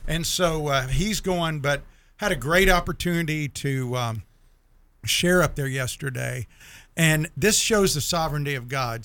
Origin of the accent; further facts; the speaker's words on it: Jacksonville, Florida, United States; I'm from Jacksonville